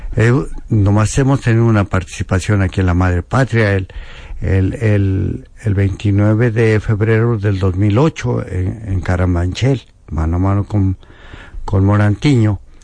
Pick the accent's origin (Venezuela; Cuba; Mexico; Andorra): Mexico; Apizaco, Tlaxcala; also born or lived in Spain; allá brincando el charco en mi tierra